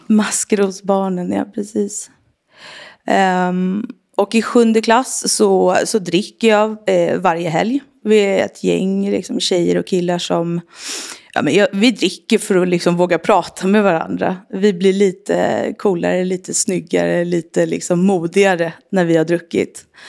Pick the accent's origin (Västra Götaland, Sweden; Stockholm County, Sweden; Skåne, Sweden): Stockholm County, Sweden; Sollentuna; jag är uppvuxen i Sollentuna, norr om Stockholm